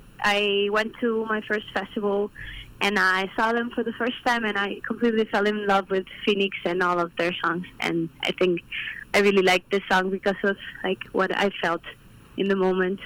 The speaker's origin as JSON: {"language": "English", "country": "Mexico", "moved": "yes", "lives_now": "Calgary, Canada", "said": "I'm from Mexico. I'm studying here at Mount Royal."}